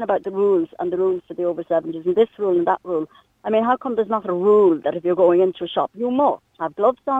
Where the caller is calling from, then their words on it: Clifden, west of Ireland, Ireland; I'm calling you from Clifton. In the west of Ireland